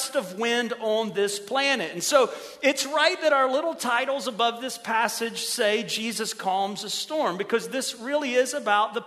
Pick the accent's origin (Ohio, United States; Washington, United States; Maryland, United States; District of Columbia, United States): Ohio, United States; moved away as an adult; now in Merritt Island, United States; It was a great welcome to Florida for some kids who'd been born and raised in Ohio